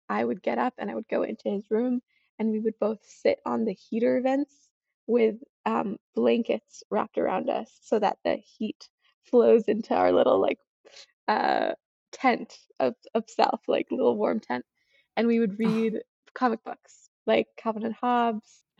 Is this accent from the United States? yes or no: yes; Boston, Massachusetts, United States; I'm from Boston area